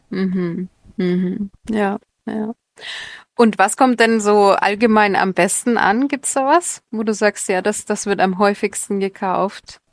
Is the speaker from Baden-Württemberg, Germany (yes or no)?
no; Nuremberg, Bavaria, Germany; moved away as an adult; now in Indonesia; meine Heimatstadt